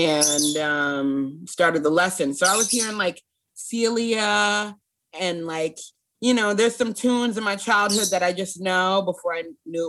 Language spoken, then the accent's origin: English; Simi Valley, California, United States; moved away; also born or lived in Los Angeles, California; we're from Simi Valley. We're from like this really small white town in California. And my dad, well, and they moved, we were in LA and they moved us from LA to Simi. Hmm. It's very safe white town.